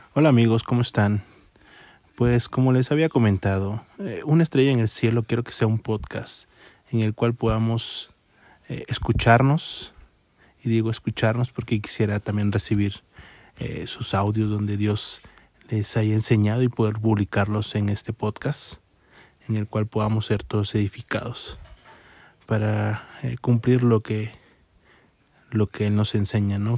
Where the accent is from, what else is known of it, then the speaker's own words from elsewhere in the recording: Tapachula, Chiapas, Mexico; now in Mexico City, Mexico; soy de Tapachula, Chiapas, a 1200 kilómetros en carretera y tomé la decisión de venirme a esta